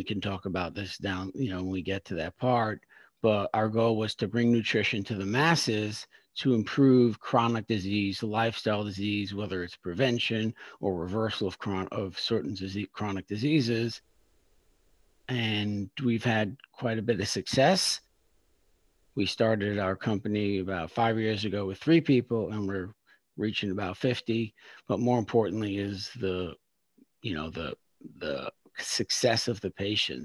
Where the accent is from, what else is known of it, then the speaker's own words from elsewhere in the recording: New York City, New York, United States; moved away as an adult; now in Philadelphia, United States; I'm from Brooklyn, New York. So I'm a New Yorker, but currently in Philadelphia